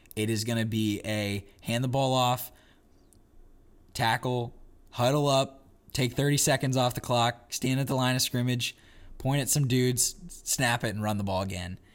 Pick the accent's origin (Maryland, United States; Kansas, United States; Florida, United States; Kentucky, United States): Kansas, United States; I'm from Kansas, not from the farm, though